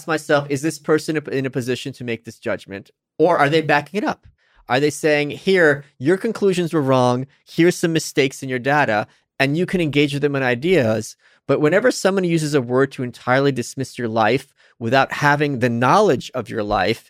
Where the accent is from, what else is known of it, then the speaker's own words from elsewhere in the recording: New York, United States; Maybe it's because I'm a New Yorker. No, I'm serious. Yeah. Here's why. In New York, a lot of times, you'll be walking with your friend